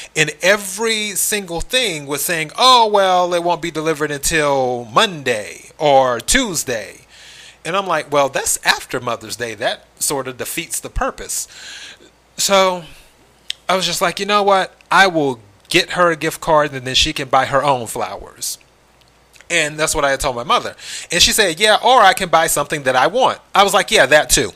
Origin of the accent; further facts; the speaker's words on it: South Carolina, United States; moved away; I'm originally from the South, South Carolina to be exact.